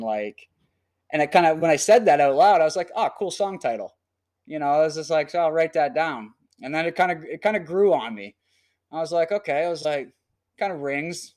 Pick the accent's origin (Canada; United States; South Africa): Canada; also born or lived in Calgary; I had a lot of friends in, that were musicians, kinda in my hometown